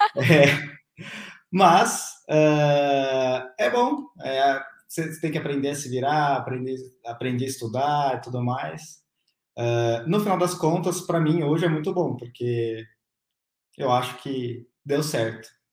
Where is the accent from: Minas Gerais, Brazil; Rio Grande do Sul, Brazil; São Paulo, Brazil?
São Paulo, Brazil; nasci em São Paulo, é, em 91, tenho 30 anos